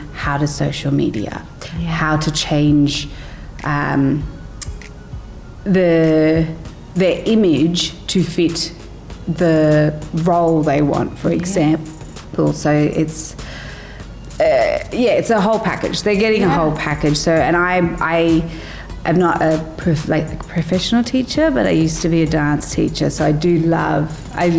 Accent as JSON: {"language": "English", "town": "Brisbane", "region": "Queensland", "country": "Australia", "moved": "yes", "lives_now": "Sharjah, United Arab Emirates", "said": "I come from Brisbane"}